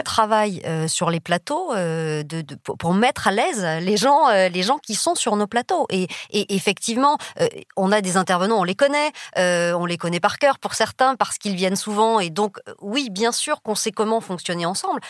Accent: south-west France, France; moved away as an adult; je viens du fin fond du sud-ouest, d'un village de 20 000 habitants

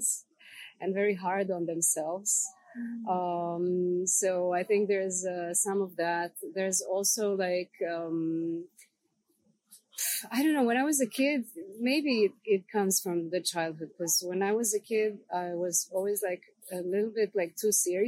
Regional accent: Serbia; coming from a place where I come from, like coming from Serbia

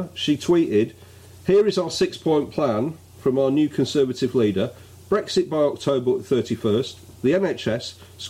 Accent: Canada; As a Canadian, it's always struck me as deluded that the Brits think they have a special relationship with the United States. Our ties to America, that's the ties of Canada, are more durable and more vital.

